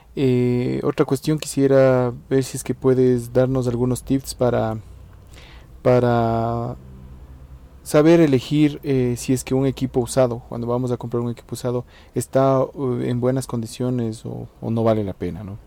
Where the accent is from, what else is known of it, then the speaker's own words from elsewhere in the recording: Ecuador; yo soy de la Ecuador